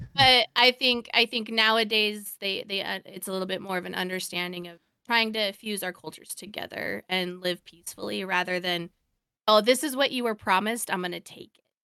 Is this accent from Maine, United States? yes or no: no; Oregon, United States; I grew up over on the mainland. I grew up in, in Oregon